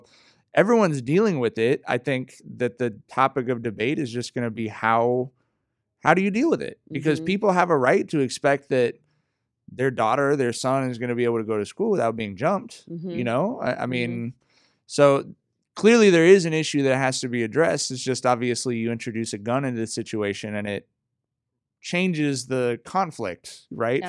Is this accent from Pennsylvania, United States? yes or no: no; Long Beach, California, United States; I grew up in Long Beach